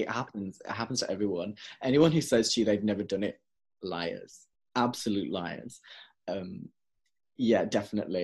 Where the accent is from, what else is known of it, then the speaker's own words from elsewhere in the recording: Wolverhampton, West Midlands, United Kingdom; now in Leeds, United Kingdom; my hometown in Wolverhampton